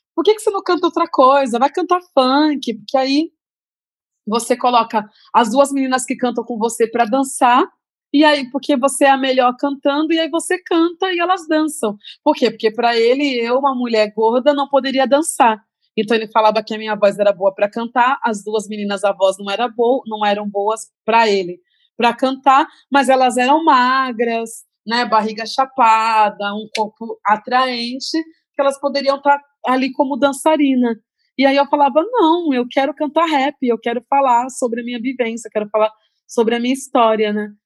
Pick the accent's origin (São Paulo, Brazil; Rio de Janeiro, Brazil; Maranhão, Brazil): São Paulo, Brazil; Santos; quando eu comecei a cantar rap, lá na minha cidade